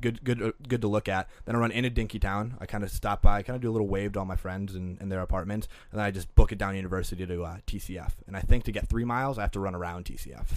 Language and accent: English; Green Bay, Wisconsin, United States; now in Minneapolis, United States; I'm from Green Bay, Wisconsin, which you can get anywhere in fifteen minutes